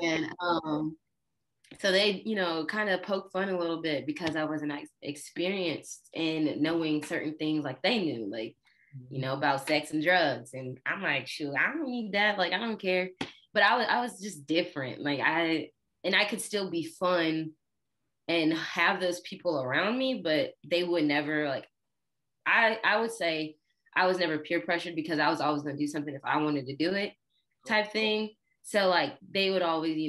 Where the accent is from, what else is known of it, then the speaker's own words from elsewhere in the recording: Georgia, United States; also born or lived in Illinois; I'm originally from Illinois, but we moved from there when I was 5. So I grew up in Georgia.